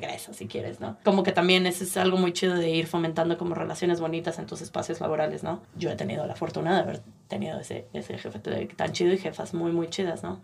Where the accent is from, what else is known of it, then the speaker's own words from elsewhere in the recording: San Luis Potosí, Mexico; moved away as an adult; also born or lived in Puebla; now in United States; yo soy de San Luis Potosí, pero estudié en la Universidad de las Américas Puebla